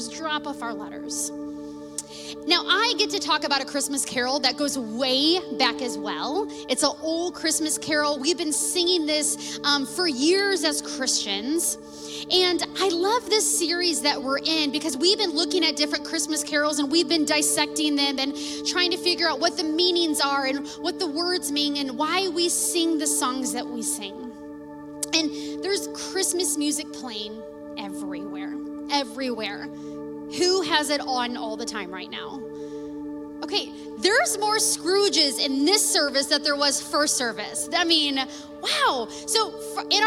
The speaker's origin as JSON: {"language": "English", "town": "Washington", "country": "United States", "tie": "born or raised there", "said": "I grew up here in Washington. I was born and raised here in town"}